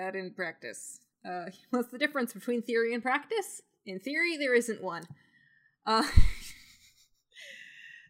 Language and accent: English; Canada; we're Canadian